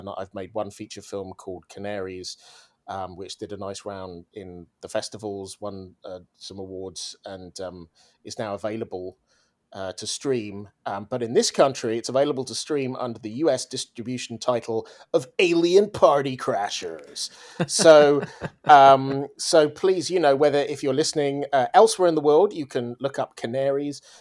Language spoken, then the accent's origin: English; Swansea, Wales, United Kingdom; I am from Swansea in Wales in the UK. I'm a proud Welshman. I don't sound Welsh because my parents are English